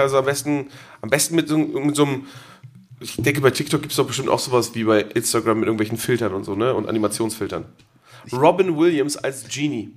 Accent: Geesthacht, Schleswig-Holstein, Germany; ich komme ja aus der Stadt. Aus meiner Heimatstadt kommt die Diddlemaus

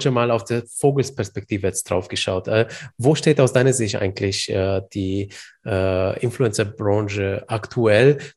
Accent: Bamberg, Bavaria, Germany; Bamberg, wo ich herkomme.

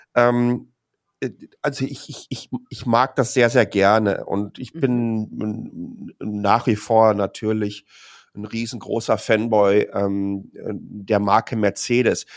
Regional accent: Dortmund, North Rhine-Westphalia, Germany; moved away as an adult; now in Taipei, Taiwan; ich bin in Dortmund geboren

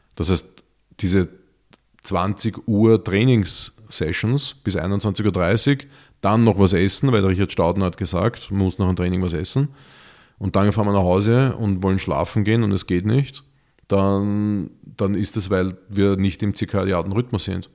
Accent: Vienna, Austria; für uns Städter, und ich bin Wiener

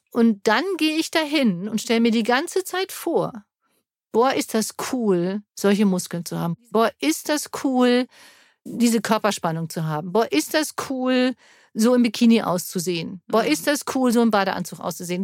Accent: Germany; ich bin ja Deutsche

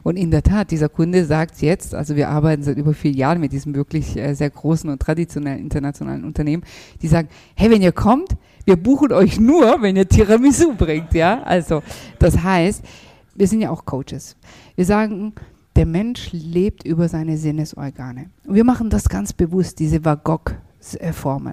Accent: Germany; wir sind ja in Deutschland geboren, aufgewachsen

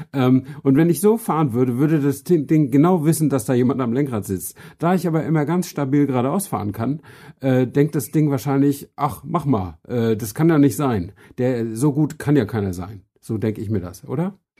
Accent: Flensburg, Schleswig-Holstein, Germany; moved away as an adult; also born or lived in Hamburg; now in Berlin, Germany; ich bin äh, in Flensburg äh, geboren und aufgewachsen

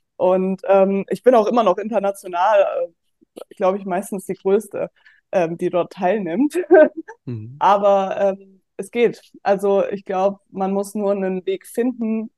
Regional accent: Offenbach am Main, Hesse, Germany; moved away as an adult; also born or lived in Würzburg; ich komme ursprünglich aus Offenbach

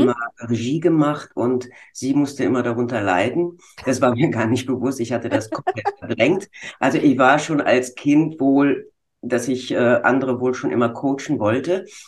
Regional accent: Bonn, North Rhine-Westphalia, Germany; Ich komme aus dem Rheinland in Bonn.

